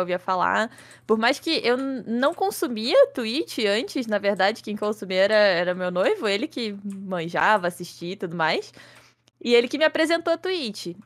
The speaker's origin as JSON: {"language": "Portuguese", "town": "Petrópolis", "region": "Rio de Janeiro", "country": "Brazil", "said": "tenho 23 anos, sou de Petrópolis, Rio de Janeiro"}